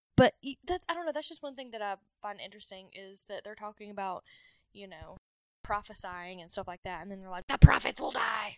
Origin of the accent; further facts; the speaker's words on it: the South, United States; I grew up in the South.